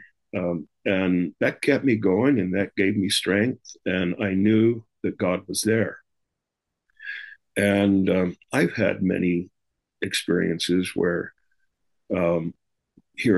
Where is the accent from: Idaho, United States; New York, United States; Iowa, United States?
Idaho, United States; Rexburg; moved away as an adult; now in Utah, United States; I moved to Utah from Idaho, Rexburg, Idaho, where I grew up